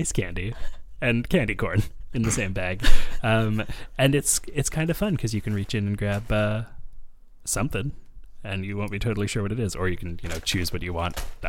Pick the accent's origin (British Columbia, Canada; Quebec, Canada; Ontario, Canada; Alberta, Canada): British Columbia, Canada; Vancouver; Growing up in Vancouver